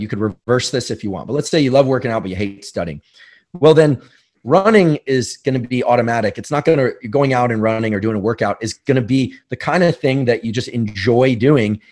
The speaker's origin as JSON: {"language": "English", "town": "San Francisco", "region": "California", "country": "United States", "tie": "born or raised there", "said": "growing up in New Zealand or in, you know, South Bay, San Francisco, for me"}